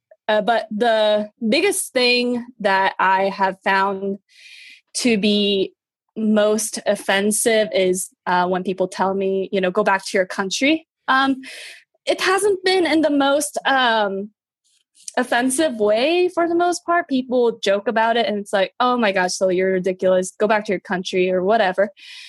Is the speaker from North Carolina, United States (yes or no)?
no; New Mexico, United States; also born or lived in New Orleans; now in St. Louis, United States; are you asking me about where I live right now in St. Louis, or, you know, where I went to college in New Orleans, or where I grew up in New Mexico?